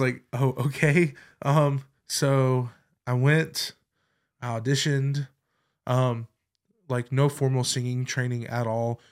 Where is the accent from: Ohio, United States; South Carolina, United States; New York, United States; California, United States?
South Carolina, United States; Clover; I grew up in Clover, South Carolina